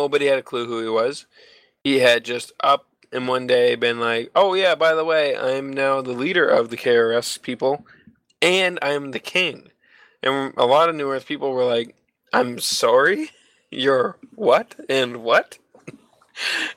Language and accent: English; Canada; being a Canadian, I live so far north from Brazil